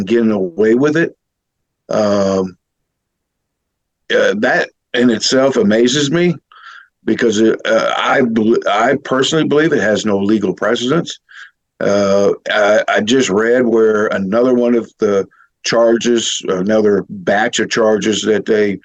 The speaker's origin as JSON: {"language": "English", "country": "United States", "said": "I'm an American"}